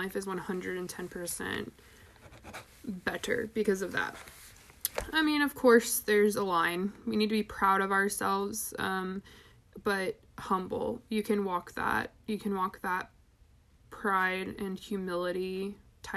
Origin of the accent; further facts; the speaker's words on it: United States; we are American capitalist consumerist